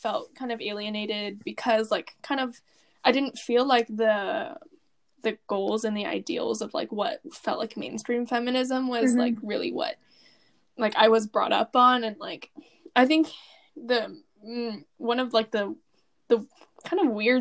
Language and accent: English; United States; being American